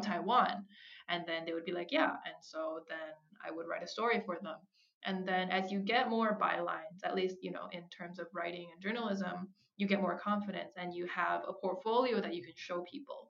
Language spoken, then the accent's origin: English; Minnesota, United States; moved away; I grew up in Minnesota